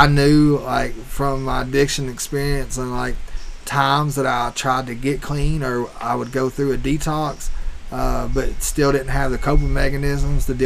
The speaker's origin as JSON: {"language": "English", "area": "Roane County", "region": "Tennessee", "country": "United States", "tie": "born or raised there", "said": "outside of my hometown"}